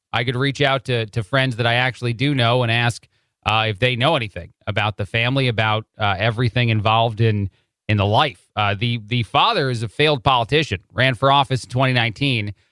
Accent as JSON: {"language": "English", "region": "New Jersey", "country": "United States", "also_born_or_lived": "Chicago, Illinois", "moved": "yes", "said": "I am from the Jersey area, but I lived in Chicago and Illinois for a long time"}